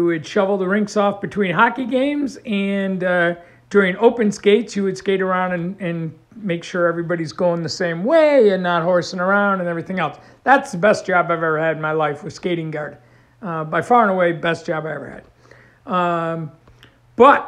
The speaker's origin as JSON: {"language": "English", "region": "New York", "country": "United States", "tie": "born or raised there", "also_born_or_lived": "Tulsa, Oklahoma", "moved": "as an adult", "said": "a kid growing up in New York State"}